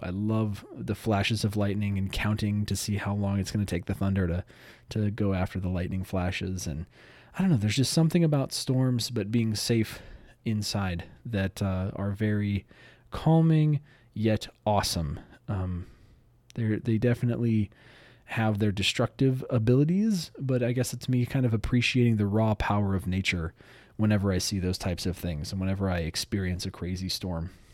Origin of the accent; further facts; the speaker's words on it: Southern California, United States; I grew up in Southern California.